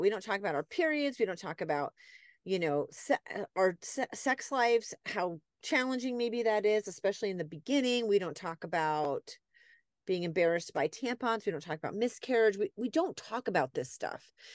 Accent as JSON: {"language": "English", "region": "New England", "country": "United States", "tie": "born or raised there", "moved": "yes", "said": "I grew up in New England, people are very, like, we talk with our hands and they're very loud"}